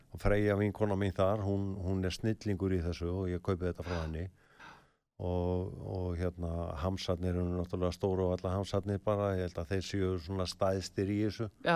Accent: the West, West of Iceland, Iceland; moved away; ég er náttúrulega sjálfur að vestan

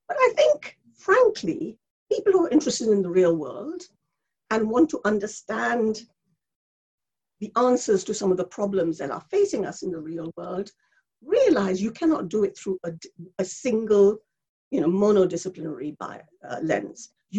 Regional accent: India; English is a second language; moved away as an adult; also born or lived in Bangladesh; now in United Kingdom; I was born in India and brought up in India and Bangladesh, and I came here to do my first degree, my undergraduate degree.

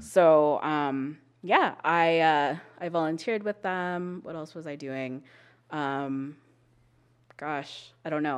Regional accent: Calgary, Alberta, Canada; I grew up in Calgary. I was born and raised here

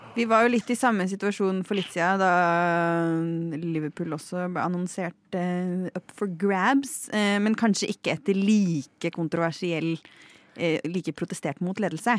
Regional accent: Lillehammer, Innlandet, Norway; til min hjemby, Lillehammer

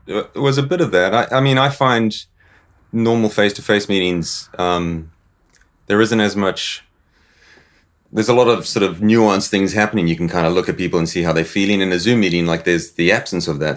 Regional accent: South Africa; moved away as an adult; also born or lived in Zimbabwe; I was born in Zimbabwe. Sort of moved to South Africa when I was uh, sort of about ten years old. Sort of grew up on a farm.

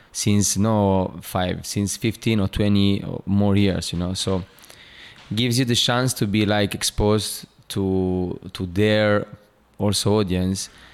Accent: Italy; born or raised there; English is a second language; moved away

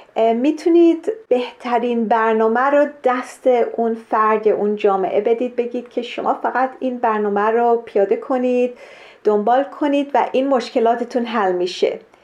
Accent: Kenya; من در کشور کنیا در شرق آفریقا به دنیا آمدم

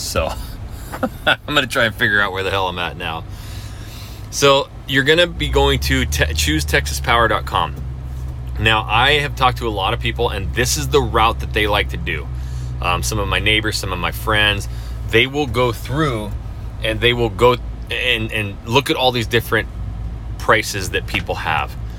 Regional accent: North Idaho, United States; now in Houston, United States; I, I, grew up in North Idaho, just south of the Canadian border, my whole life

